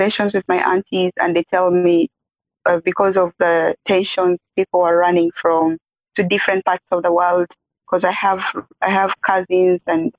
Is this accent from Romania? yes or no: no; Uganda; also born or lived in Mundri, Western Equatoria, South Sudan; we had to escape with my mom and sister to Uganda when I was a few months old to go seek refuge in Uganda. And when we were there, that's where I was raised up